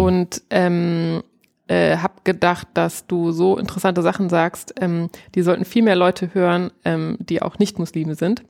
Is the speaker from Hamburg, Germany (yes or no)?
no; Northeim, Lower Saxony, Germany; Ich komme ja aus Nordheim